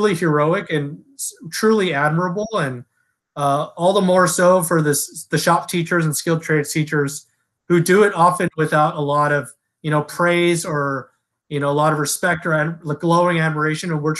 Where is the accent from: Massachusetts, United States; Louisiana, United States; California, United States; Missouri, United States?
California, United States; Los Angeles; also born or lived in Delaware; I'm originally from Los Angeles, and then I grew up here and I'm raised here